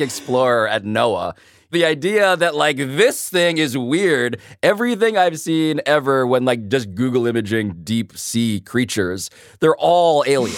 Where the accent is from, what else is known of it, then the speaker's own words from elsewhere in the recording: Philippines; I'm Filipino